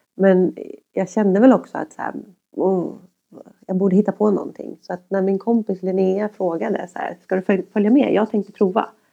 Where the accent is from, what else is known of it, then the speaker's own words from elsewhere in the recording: Järfälla, Stockholm County, Sweden; jag växte upp i Högbyområdet